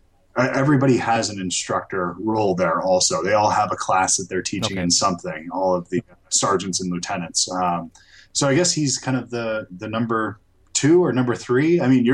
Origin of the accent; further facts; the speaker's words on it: Georgia, United States; I'm from Georgia.